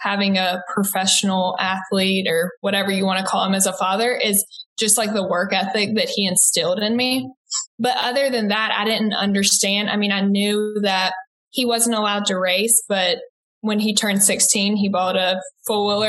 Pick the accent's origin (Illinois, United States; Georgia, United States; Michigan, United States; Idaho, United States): Georgia, United States; Macon; accent: Southern; moved away as an adult; now in Texas, United States; I was born and raised in Macon, Georgia